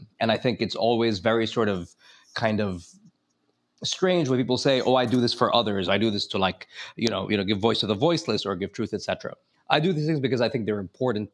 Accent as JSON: {"language": "English", "country": "United States", "said": "as an American"}